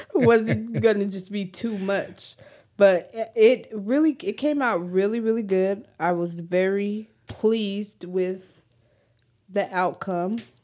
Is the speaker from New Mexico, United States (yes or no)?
yes; New Mexico, United States; I'm from New Mexico